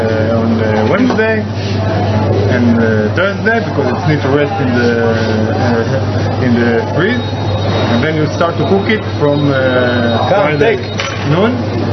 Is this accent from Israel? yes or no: yes; a village near Jerusalem, Jerusalem District, Israel; I'm from a village near Jerusalem.